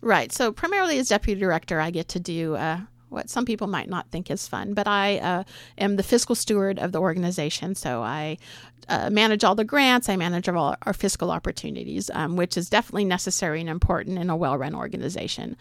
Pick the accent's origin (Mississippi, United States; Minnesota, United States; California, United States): California, United States; San Jose; moved away as an adult; also born or lived in San Luis Obispo, California / eastern Oregon / Nehalem, Oregon; now in Oregon, United States; I was born in San Jose